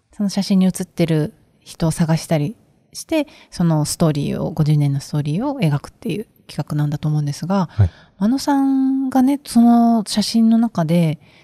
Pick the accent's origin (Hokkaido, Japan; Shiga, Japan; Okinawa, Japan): Okinawa, Japan; Naha; 私あの沖縄県那覇市の出身なんですが